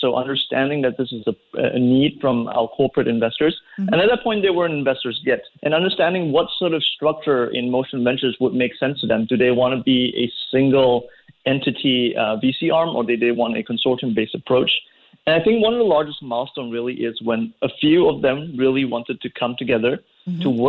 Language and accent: English; Malaysia; No, I'm from Malaysia.